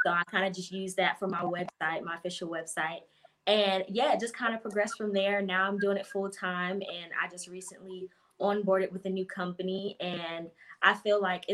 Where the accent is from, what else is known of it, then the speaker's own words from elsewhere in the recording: Winston-Salem, North Carolina, United States; I'm from North Carolina, Winston-Salem, North Carolina.